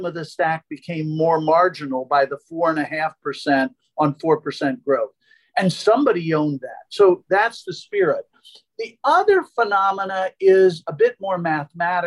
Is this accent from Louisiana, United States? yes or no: no; Philadelphia, Pennsylvania, United States; I'm from Philadelphia